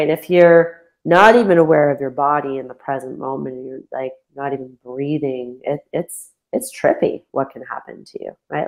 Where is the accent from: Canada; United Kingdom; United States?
Canada; London, Ontario; moved away as an adult; moving back to my hometown, I I, I left London, Ontario when I was twenty seven